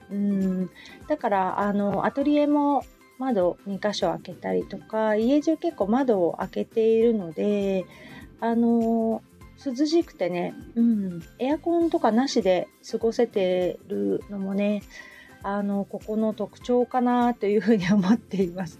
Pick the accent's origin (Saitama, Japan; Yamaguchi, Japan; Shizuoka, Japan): Shizuoka, Japan; Hamamatsu; also born or lived in Kita-Kamakura, Kanagawa; now in Kamakura, Japan; 私の実家がそこら辺なので